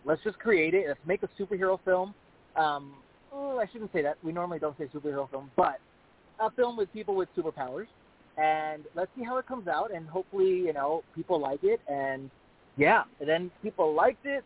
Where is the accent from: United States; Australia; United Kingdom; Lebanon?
United States; El Paso, Texas; moved away as an adult; also born or lived in Las Vegas; I started off at my hometown in El Paso, Texas